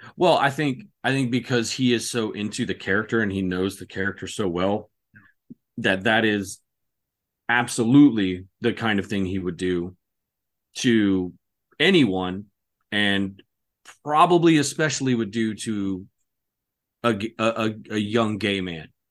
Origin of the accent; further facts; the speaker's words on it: California, United States; where I was growing up in California in the apartment complex